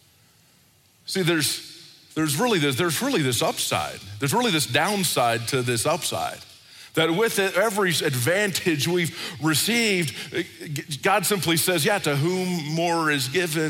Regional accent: United States; I grew up in America

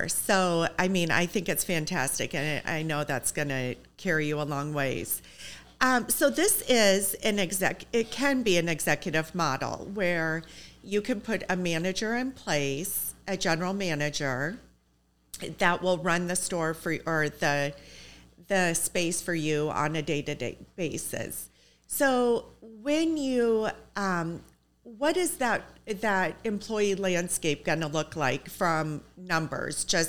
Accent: Iowa, United States; I'm from Iowa

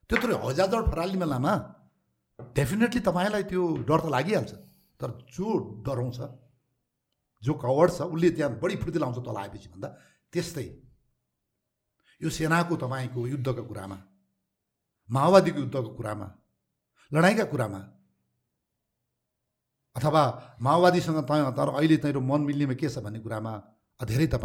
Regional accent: Nepal; हामी जहाँ जे भए पनि तराईमा रहे पनि हिमालमा रहे पनि पाहाडमा रहे पनि हामी नेपाली हौँ

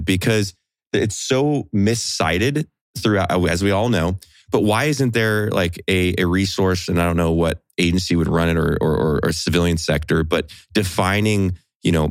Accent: Central California, United States; I came from Central California

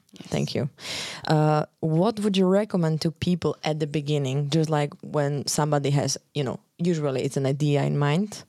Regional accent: Slovakia; moved away as an adult; now in Iceland; I live in Iceland almost four years. Um, originally, I'm coming from Slovakia

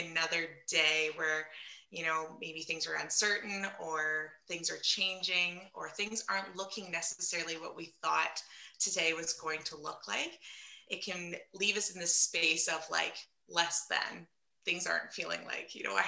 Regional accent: London, Ontario, Canada; I'm from London, Ontario, Canada

